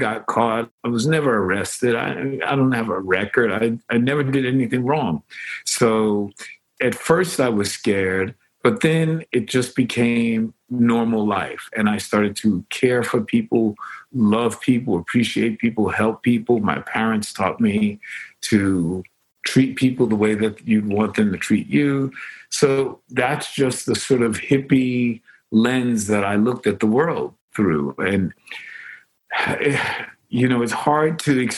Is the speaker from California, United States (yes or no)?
no; New York City, New York, United States; I grew up on the Lower East Side